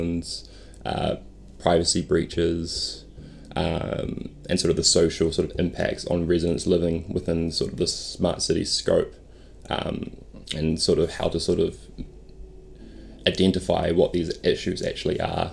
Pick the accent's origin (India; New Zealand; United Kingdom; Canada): New Zealand; Auckland; I grew up in West Auckland, Henderson.